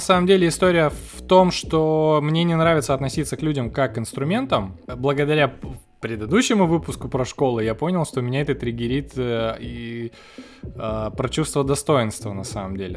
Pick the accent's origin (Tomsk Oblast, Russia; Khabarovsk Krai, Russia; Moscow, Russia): Khabarovsk Krai, Russia; Khabarovsk; мы из Хабаровска